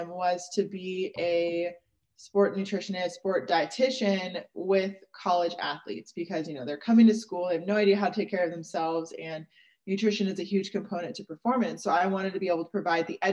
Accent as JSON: {"language": "English", "town": "Seattle", "region": "Washington", "country": "United States", "also_born_or_lived": "Georgia", "moved": "as an adult", "said": "I moved back to Seattle, which is where I was from"}